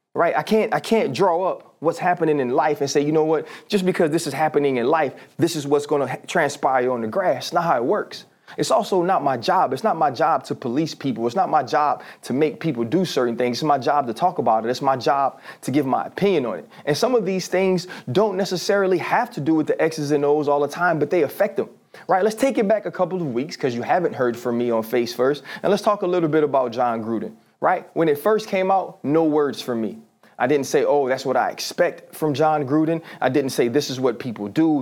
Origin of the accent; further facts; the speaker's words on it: New Orleans, Louisiana, United States; I'm from New Orleans. I'm a black kid that grew up in New Orleans. I'm from the South